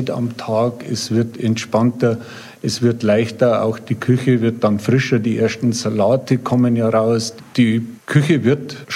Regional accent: Reit im Winkl, Bavaria, Germany; Ich bin jetzt wirklich auch gebürtiger Reitemünkler und kenne mich in der Gegend eigentlich sehr gut aus.

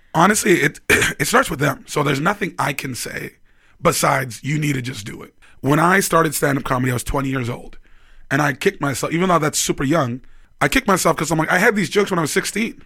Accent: Vancouver, British Columbia, Canada; moved away as an adult; also born or lived in Toronto; now in Edmonton, Canada; I'm from Vancouver. I moved to Toronto

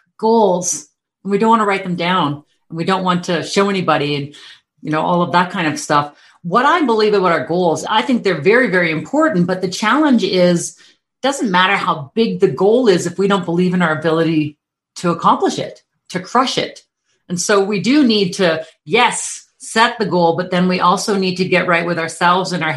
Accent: Calgary, Alberta, Canada; I am from Calgary, Alberta, Canada, in the Rocky Mountains

